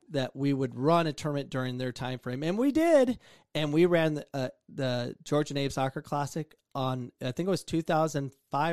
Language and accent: English; Avondale, Arizona, United States; We're from Avondale, Arizona, and Friendship Park is Avondale.